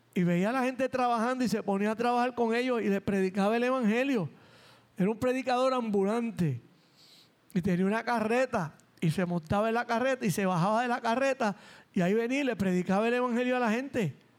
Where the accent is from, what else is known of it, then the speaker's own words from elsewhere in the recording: San Juan, Puerto Rico; los mugrosos panas a los que me crié en Nemesio Canales y en La Perla